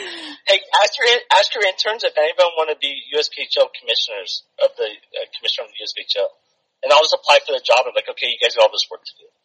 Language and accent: English; Reno, Nevada, United States; moved away as an adult; also born or lived in New Jersey; I grew up playing in Reno until I was 18 years old.